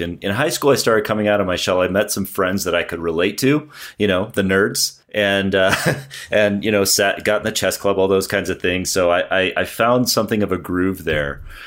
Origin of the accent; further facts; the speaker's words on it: San Clemente, California, United States; moved away as an adult; now in Broomfield, United States; I came from San Clemente down in Southern California, uh, way down by the beach. And I lived there my whole life